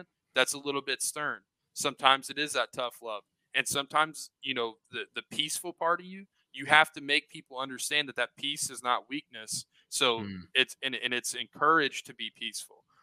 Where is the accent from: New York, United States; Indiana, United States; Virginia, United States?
Indiana, United States; Southern; I'm from Indiana, Southern Indiana